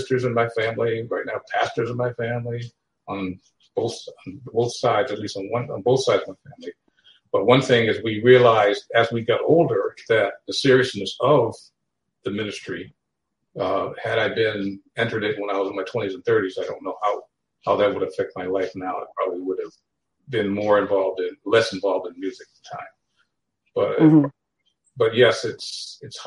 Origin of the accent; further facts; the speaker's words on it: New Haven, Connecticut, United States; I am from New Haven, Connecticut, originally